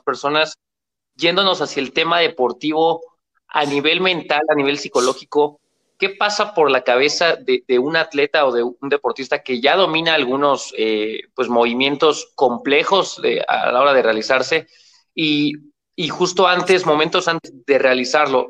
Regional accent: Mexico; aquí en mi país, en México

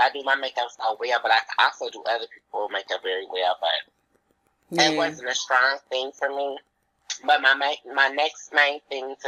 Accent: Dayton, Ohio, United States; born and raised here

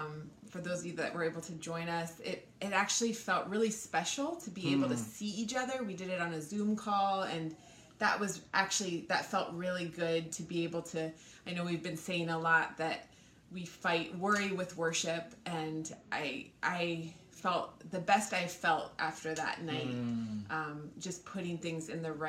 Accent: Maryland, United States; also born or lived in Kenya; I remember I grew up in Maryland and in Kenya.

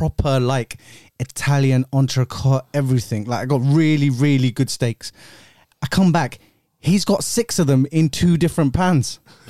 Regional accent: India; I'm Indian.

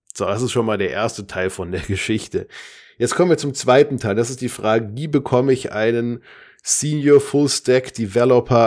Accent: Darmstadt, Hesse, Germany; ich komme aus Darmstadt

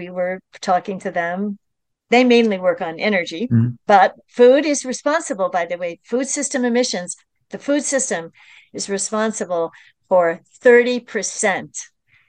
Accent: New York, United States; I'm from the New York metropolitan region

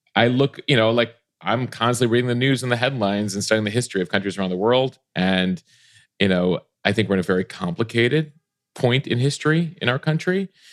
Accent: Chicago, Illinois, United States; I grew up in the Chicago area, in the Chicago suburbs

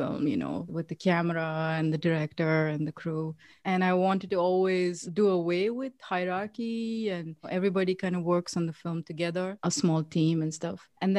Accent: South India, India; I was born and I was brought up in India, like in South India, next to like a big city. So I didn't live in the city. I was living outside.

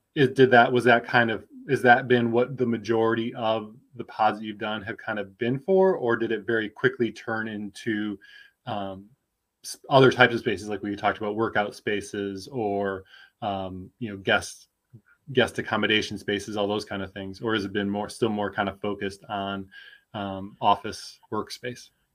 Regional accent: Midwest, United States; also born or lived in Michigan / Minnesota; now in Austin, United States; I'm originally from the Midwest, Michigan, Minnesota

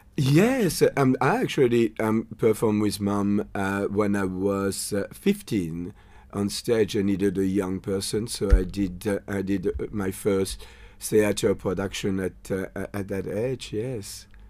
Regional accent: France; English is a second language; moved away as an adult; now in Australia; I did a hôtelière in France before I, um, I moved into the army

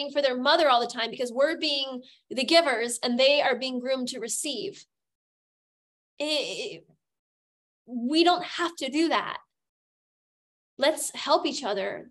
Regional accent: United States; now in Germany; I'm an American

